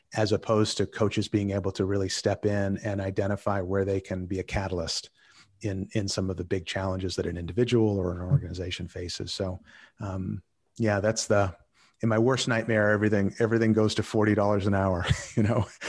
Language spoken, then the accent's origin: English; Boston, Massachusetts, United States; moved away as an adult; now in Netherlands; I was originally from Boston